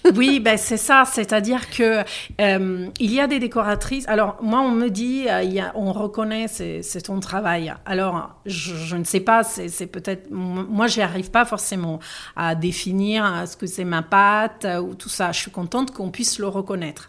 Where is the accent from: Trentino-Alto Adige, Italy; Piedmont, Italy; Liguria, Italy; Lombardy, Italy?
Lombardy, Italy; Milan; accent: Italian; French is a second language; moved away as an adult; also born or lived in Paris, France; now in Aix-en-Provence, France; J'ai fait mes études à Milan. Je suis de Milan